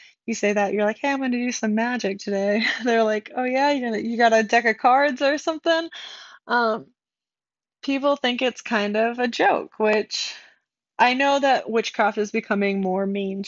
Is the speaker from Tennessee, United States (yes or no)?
no; Rhode Island, United States; I'm from Rhode Island, and I grew up very, very Catholic